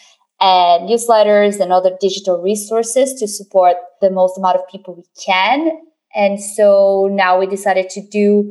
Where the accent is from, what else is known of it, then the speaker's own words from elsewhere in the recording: Brazil; moved away as an adult; now in London, United Kingdom; I grew up in Brazil, and my first company I set up there in 2010.